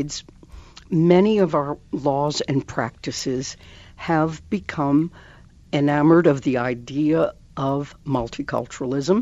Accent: United States; English is a second language; My family brought me to America when I was 6 years old, and not one of us knew a word of English. But I learned the language in the public schools

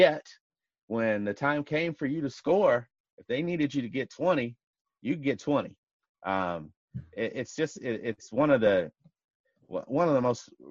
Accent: Kentucky, United States; also born or lived in Seattle; now in Washington, D.C., United States; growing up in Kentucky, having a dad from Louisville

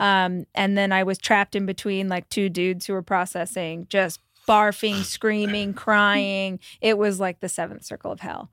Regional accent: Bakersfield, California, United States; I grew up in Bakersfield, so Central Valley of California

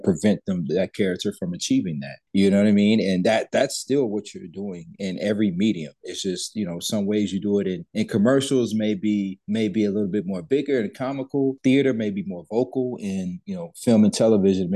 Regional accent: Texas, United States; also born or lived in Alexandria, Louisiana; I reside in Dallas, Texas

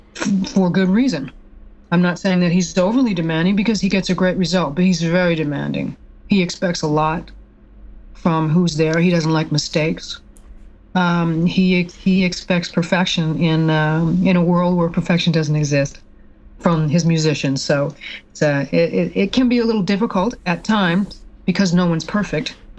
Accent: Canada; moved away as an adult; also born or lived in Montreal / Minneapolis / Los Angeles; I grew up in Canada

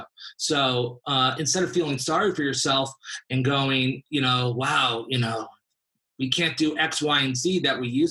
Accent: Los Angeles, California, United States; also born or lived in San Diego; I grew up in LA, born and raised

